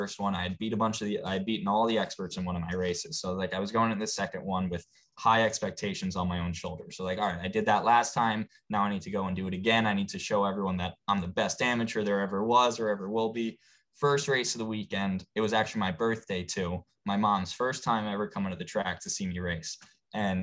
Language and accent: English; United States; we as an American people